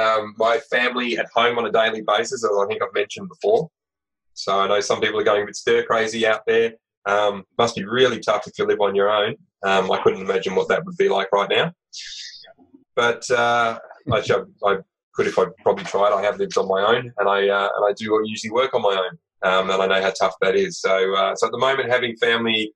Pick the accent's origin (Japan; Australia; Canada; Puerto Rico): Australia; We're Aussie blokes, we're dads, we're entrepreneurs